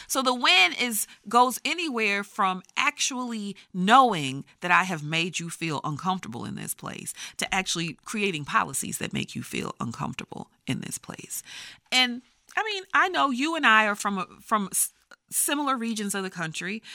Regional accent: Texas, United States; I grew up in Texas

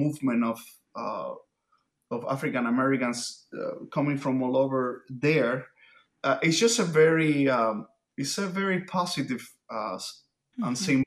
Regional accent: Havana, Cuba; first language Spanish; English is a second language; moved away; my native language, as you can probably hear, is Spanish. I was born in Havana, Cuba

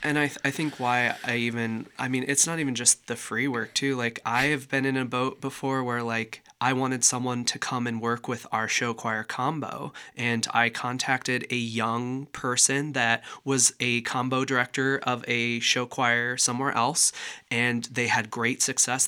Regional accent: Walcott, Iowa, United States; also born or lived in Decorah, Iowa; they knew I was from Walcott

